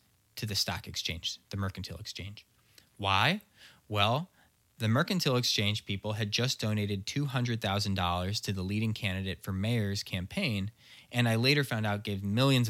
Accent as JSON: {"language": "English", "town": "Chesterfield", "region": "Missouri", "country": "United States", "tie": "born or raised there", "also_born_or_lived": "Chicago", "said": "when I was growing up in Chesterfield"}